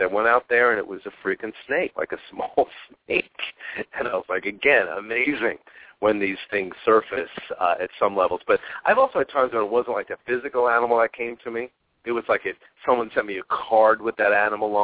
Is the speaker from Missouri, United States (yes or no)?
no; Long Island, New York, United States; now in Phoenix, United States; I grew up in Long Island and New York